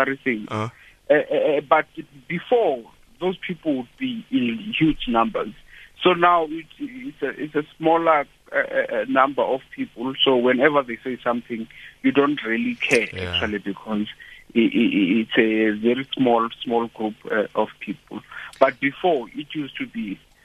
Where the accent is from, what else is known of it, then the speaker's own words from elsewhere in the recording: Mthatha, Eastern Cape, South Africa; now in Pretoria, South Africa; I'm from Tata in a small rural place there called Ngeleni.